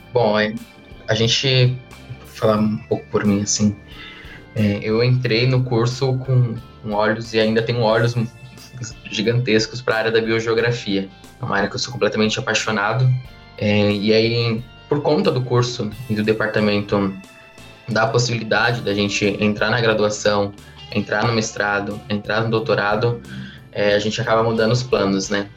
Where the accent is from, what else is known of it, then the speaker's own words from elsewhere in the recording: São Paulo, Brazil; now in Guarapuava, Brazil; Eu sou de São Paulo, capital